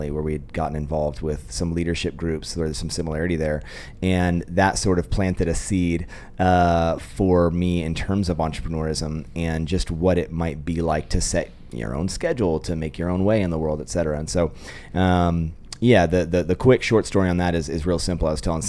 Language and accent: English; Sacramento, California, United States; moved away as an adult; also born or lived in Orange County, California; now in Idaho, United States; Sacramento, born and raised, and then moved to Southern California for school